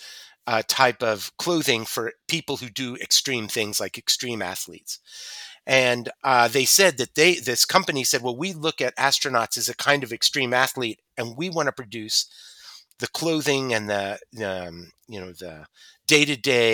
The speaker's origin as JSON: {"language": "English", "country": "United States", "said": "As an American"}